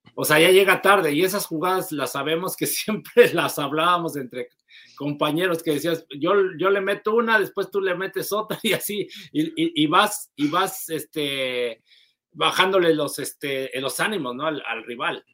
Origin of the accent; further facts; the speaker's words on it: Mexico; uno como mexicano